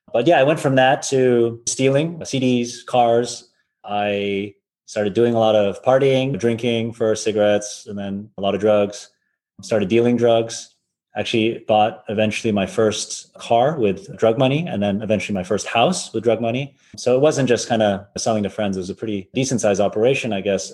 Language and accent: English; Wayland, Massachusetts, United States; moved away as an adult; also born or lived in Philadelphia; I grew up in the US in a little town called Wayland, Massachusetts. It's 30 minutes outside of Boston